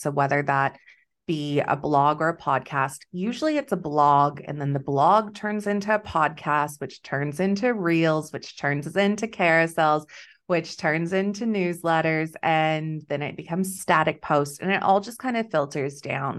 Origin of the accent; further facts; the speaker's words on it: Texas, United States; moved away as an adult; also born or lived in Wheat Belt, Western Australia; now in Western Australia, Australia; I'm originally from Texas